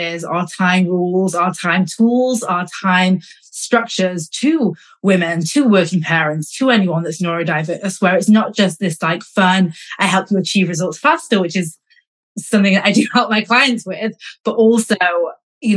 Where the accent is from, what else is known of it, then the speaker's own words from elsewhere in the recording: Manchester, North West England, United Kingdom; moved away as an adult; also born or lived in London; I grew up in Manchester, but I studied in London and I worked in London.